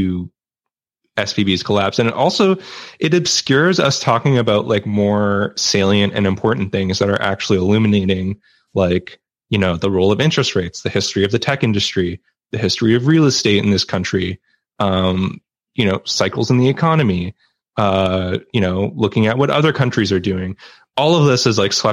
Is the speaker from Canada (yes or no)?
yes; Canada; I'm Canadian